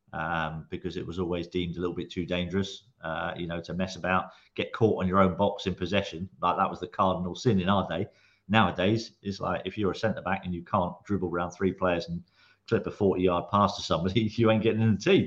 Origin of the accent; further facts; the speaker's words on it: Guernsey; moved away; I grew up in Guernsey, on the beaches of Guernsey